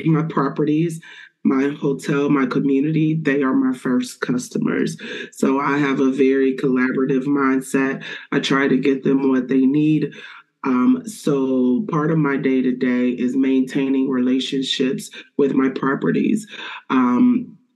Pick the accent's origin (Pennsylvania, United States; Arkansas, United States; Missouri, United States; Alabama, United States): Arkansas, United States; Little Rock; moved away as an adult; now in Columbus, United States; My career in the hospitality industry started in Little Rock, Arkansas, which is my hometown